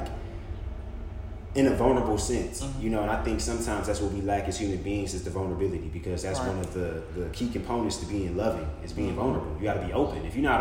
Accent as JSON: {"language": "English", "town": "Detroit", "region": "Michigan", "country": "United States", "tie": "born or raised there", "moved": "yes", "said": "I was destined to be a kid from Detroit."}